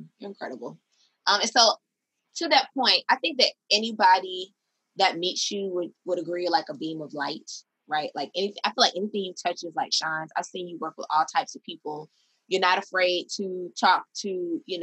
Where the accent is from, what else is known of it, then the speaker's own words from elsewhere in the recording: Miami, Florida, United States; moved away as an adult; also born or lived in New York City; now in Atlanta, United States; I'm from Miami